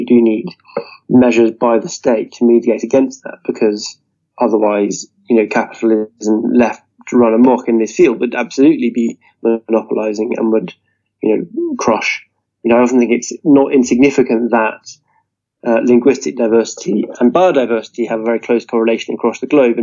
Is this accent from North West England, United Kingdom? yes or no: no; Scotland, United Kingdom; also born or lived in Edinburgh; I'm Scottish and based in Edinburgh